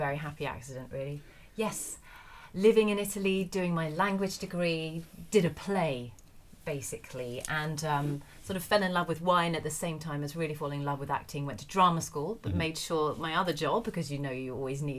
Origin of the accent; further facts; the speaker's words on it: Essex, East of England, United Kingdom; also born or lived in London; I'm from Essex